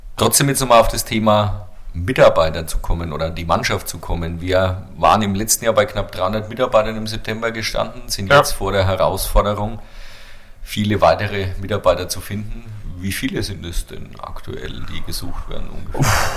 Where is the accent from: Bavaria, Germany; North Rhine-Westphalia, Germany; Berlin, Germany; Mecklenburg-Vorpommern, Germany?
Bavaria, Germany; als Franke